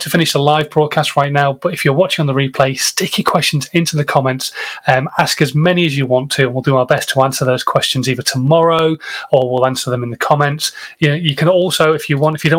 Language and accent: English; England, United Kingdom; I'm English and I don't speak many other languages